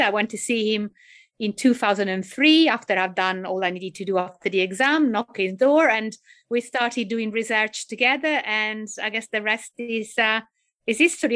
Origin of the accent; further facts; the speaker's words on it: Italy; accent: Italian; English is a second language; moved away; I guess you can tell from my accent, not just my name, that I'm actually Italian.